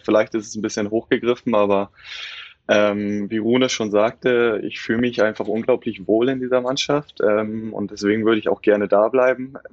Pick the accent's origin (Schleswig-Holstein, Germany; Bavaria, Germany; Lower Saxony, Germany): Schleswig-Holstein, Germany; Kiel; Und auf den hat man dann natürlich immer zurück äh, oder hochgeblickt. Ähm, auch als Kieler und ist ja irgendwie immer der große Traum, denn äh, auch beim THW Kiel spielen zu dürfen.